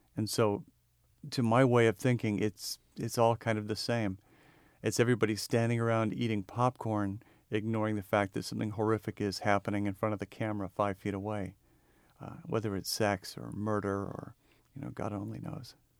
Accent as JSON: {"language": "English", "area": "the Northwest", "region": "Pacific Northwest", "country": "United States", "said": "I'm from the Northwest"}